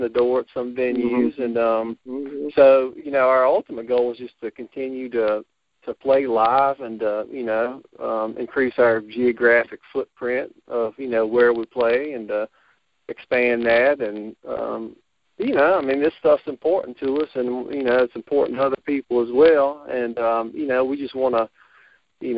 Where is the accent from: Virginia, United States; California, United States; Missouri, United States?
Virginia, United States; Botetourt County